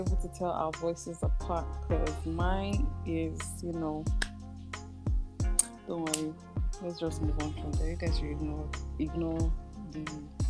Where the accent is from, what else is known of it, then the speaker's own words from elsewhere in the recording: Adamawa, Nigeria; I'm from Adama State. I'm Fulani by tribe.